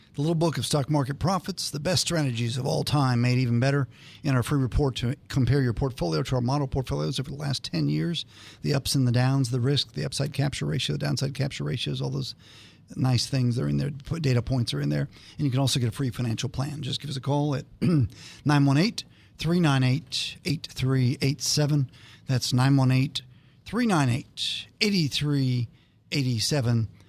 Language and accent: English; Northern Ohio, United States; moved away; I grew up in Northern Ohio